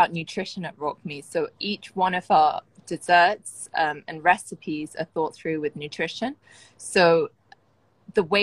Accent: London, United Kingdom; moved away as an adult; now in Bahrain; I moved from London, from where I was born and raised

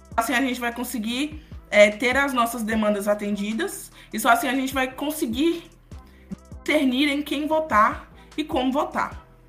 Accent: Formosa, Goiás, Brazil; eu sou de Formosa, sou natural de Formosa.

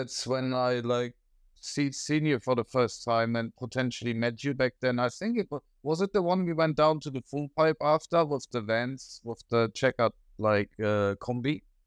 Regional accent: Germany; now in Australia; I'm from Germany

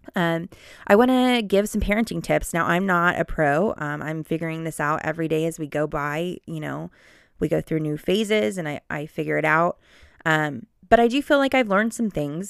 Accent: Cincinnati, Ohio, United States; also born or lived in Oxford, Mississippi; I was born and raised in Cincinnati, Ohio

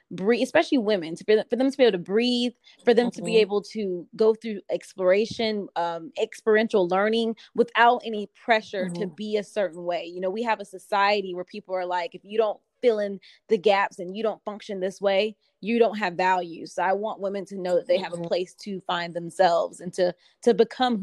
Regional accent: Fayetteville, North Carolina, United States; now in Raleigh, United States; I'm from that area. I'm from Fayetteville, so I know the area

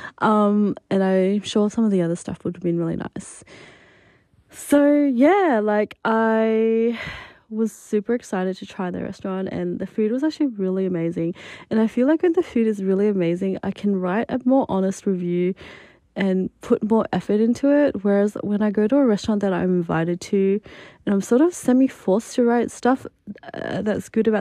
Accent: Adelaide, South Australia, Australia; moved away as an adult; also born or lived in Japan; now in Melbourne, Australia; my hometown in Adelaide

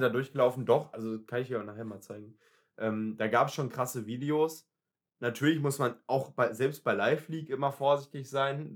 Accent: Germany; Ich bin Deutscher

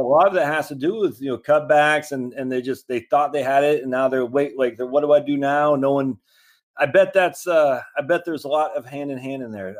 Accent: Maine, United States; moved away; I'm from Maine originally

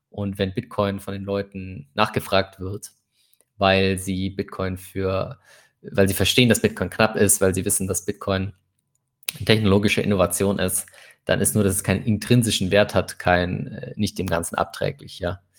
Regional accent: Nigeria; German is a second language; ich glaube, als Nigerianer hat man immer das Problem, dass es halt diese Nigerian Print Scams gibt

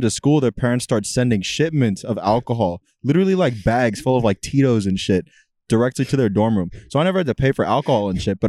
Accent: Ohio, United States; I was from Ohio

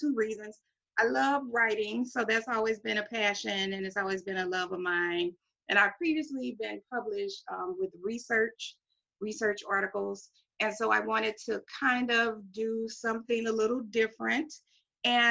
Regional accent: Kinloch, Missouri, United States; where I was raised. I'm from Kinloch. It's in St. Louis County. It's next to Ferguson.

